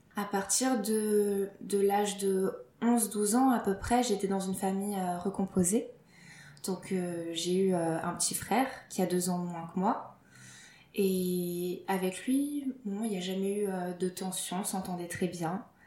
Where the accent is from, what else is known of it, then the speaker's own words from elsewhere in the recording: Lille, Hauts-de-France, France; je suis française, je suis née à Lille